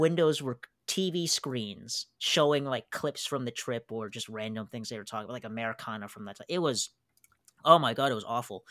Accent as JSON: {"language": "English", "town": "Chicago", "region": "Illinois", "country": "United States", "tie": "born or raised there", "said": "a Chicagoan. I mean, heck, I had my prom that, you know, close to that engine"}